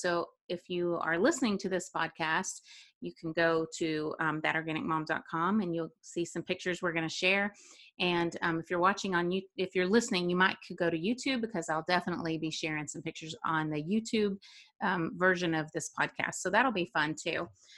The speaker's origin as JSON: {"language": "English", "region": "the South", "country": "United States", "tie": "born or raised there", "lives_now": "Tennessee, United States", "said": "I grew up in the South"}